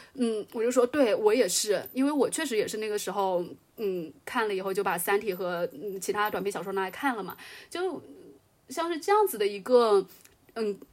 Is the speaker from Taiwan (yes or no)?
no; China; 作为一个中国人而言的话